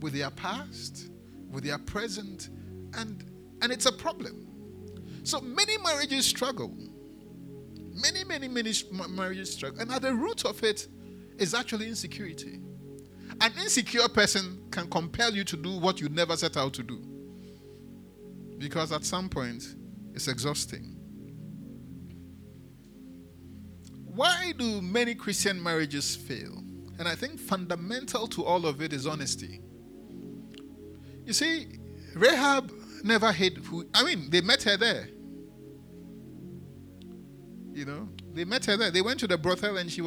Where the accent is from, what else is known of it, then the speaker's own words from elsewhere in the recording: Accra, Greater Accra, Ghana; also born or lived in Elmina; I grew up in Adedinkpo